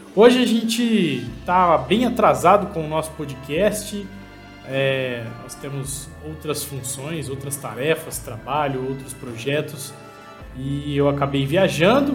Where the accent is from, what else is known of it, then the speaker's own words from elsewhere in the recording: Ribeirão Preto, São Paulo, Brazil; Sou de Ribeirão Preto